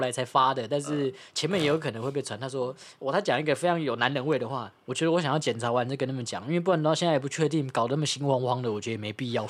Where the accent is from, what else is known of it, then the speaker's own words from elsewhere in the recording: Taiwan; 因为我也是台湾人啊